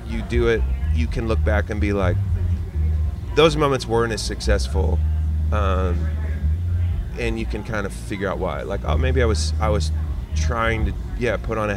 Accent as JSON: {"language": "English", "town": "Eugene", "region": "Oregon", "country": "United States", "tie": "born or raised there", "said": "I grew up in Eugene, Oregon"}